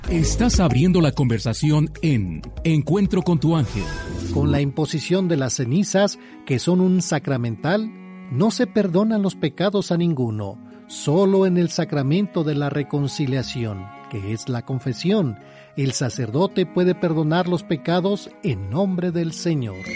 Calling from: Naucalpan, State of Mexico, Mexico; Yo soy de Naucalpan, Toreo, Cuatro Caminos, muchas gracias.

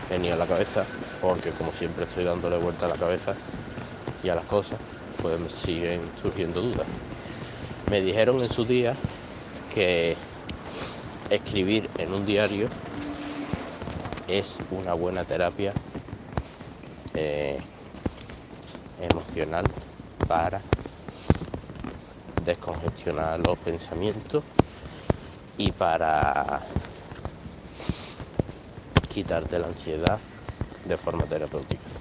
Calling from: Cádiz, Andalusia, Spain; de Cádiz de nuevo.

